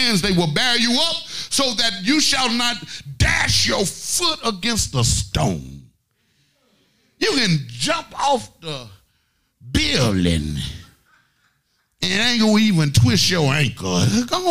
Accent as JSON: {"language": "English", "region": "Arkansas", "country": "United States", "moved": "yes", "lives_now": "Atlanta, United States", "said": "I'm really from Arkansas. I'm from the only state that's in the Bible"}